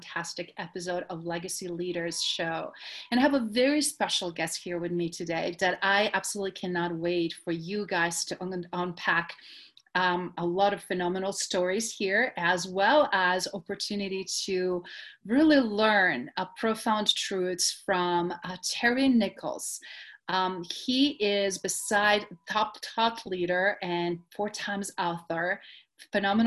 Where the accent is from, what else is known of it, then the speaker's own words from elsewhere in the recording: Adriatic coast, Croatia; growing up in Croatia on Adriatic coast